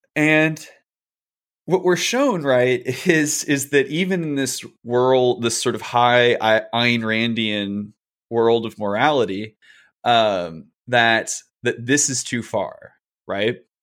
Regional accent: Chicago, Illinois, United States; As a Chicagoan

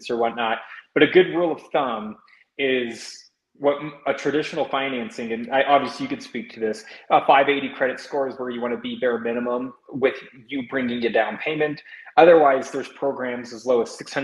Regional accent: Indiana, United States; now in Colorado, United States; Originally, I'm from the state of Indiana.

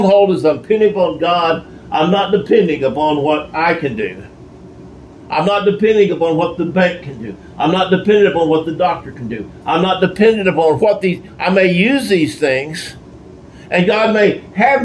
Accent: Texas, United States; I'm a Texan, born a Texan

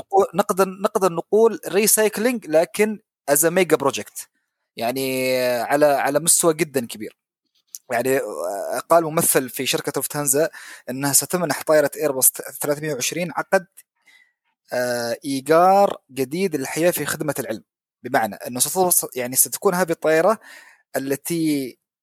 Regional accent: Oman; طيران السلام عندنا في عمان

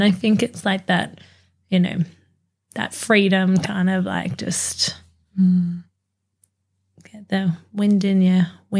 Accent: Australia; being Australian

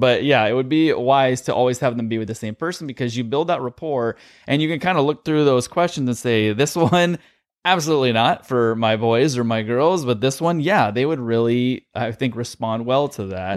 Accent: California, United States; born or raised there

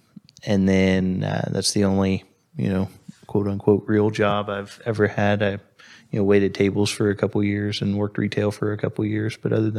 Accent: Crothersville, Indiana, United States; moved away as an adult; now in Columbus, United States; So I grew up down in Crothersville, which is 45 minutes south of Columbus or so. 65 and 31 both run through it, just like they do here. And so I grew up down there, went to Crothersville High School, graduated in 2007.

